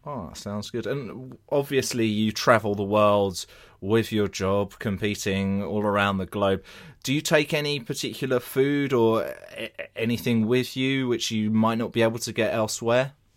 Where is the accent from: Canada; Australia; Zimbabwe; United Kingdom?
United Kingdom; England; I'm English here